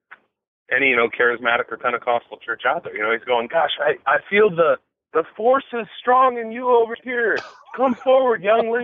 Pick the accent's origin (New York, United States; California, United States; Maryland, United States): California, United States; Huntington Beach; I grew up in Huntington Beach, California